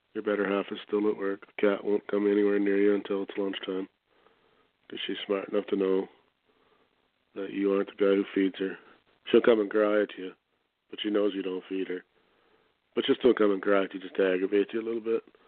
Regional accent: Canada; I'm from Canada

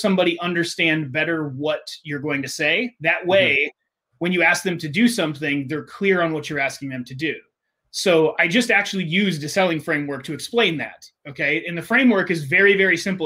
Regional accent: United States; I grew up with in America

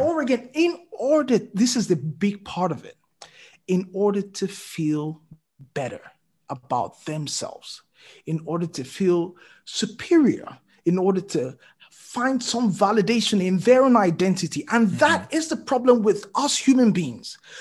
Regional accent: Lagos, Nigeria; moved away as an adult; also born or lived in Djibouti / Ibadan, Nigeria; I lived in Lagos literally, you know, all my life

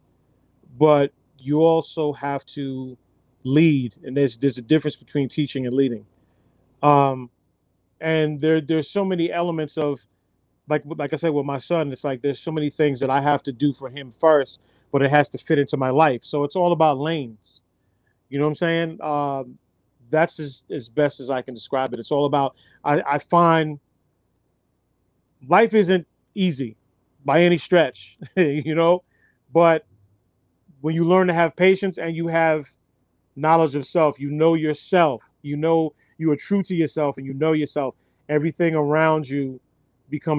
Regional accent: New York, United States; we're from New York. We're from the 90s.

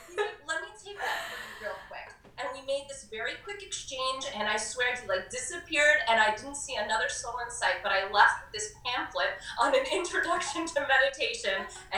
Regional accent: New York City, New York, United States; Woodstock is this, like, small little mountain town, and I'm from New York City at the time. I had a, you know, heavier accent than I do now.

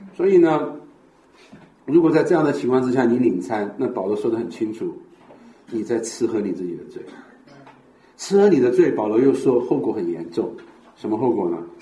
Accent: Sichuan, China; 特别我们四川人

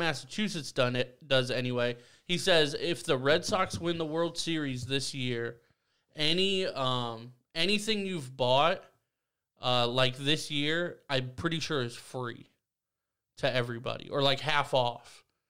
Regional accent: Ireland; I'm also Irish, bro.

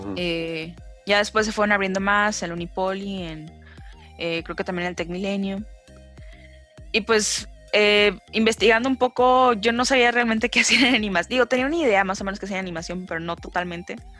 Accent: Gómez Palacio, Durango, Mexico; also born or lived in Torreón; yo soy de Gómez. Eh, y he vivido toda mi vida en Gómez

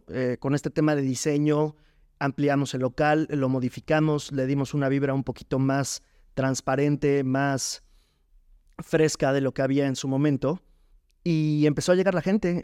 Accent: Jarocho, Veracruz, Mexico; now in Puebla, Mexico; somos, somos jarochos

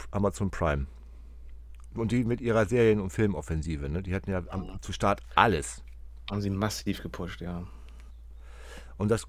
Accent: Hamburg, Germany; der ist Werder-Fan, ich bin Hamburger

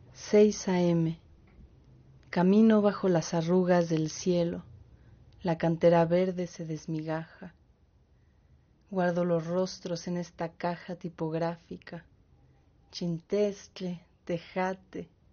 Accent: Mexico City, Mexico; soy de México, de la Ciudad de México

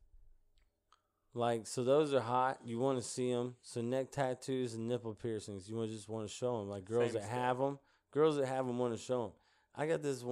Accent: Mississippi, United States; it was like a 300 trailer park on like the swamps of Mississippi

